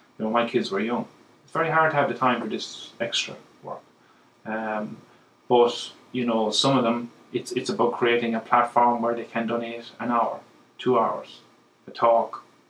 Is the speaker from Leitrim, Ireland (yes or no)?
no; County Clare, Ireland; now in County Meath, Ireland; I am from West Clare, and that will never change. I live in County Meath.